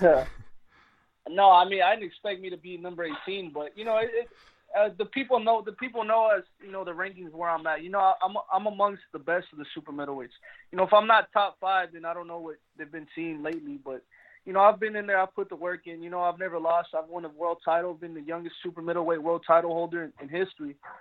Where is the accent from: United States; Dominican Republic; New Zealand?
United States; Phoenix, Arizona; I'm from Phoenix, Arizona